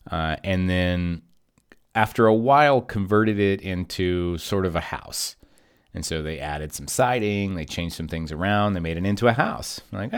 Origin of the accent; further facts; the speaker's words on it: Kentucky, United States; I'm from Kentucky. And I worked really hard to get rid of the accent.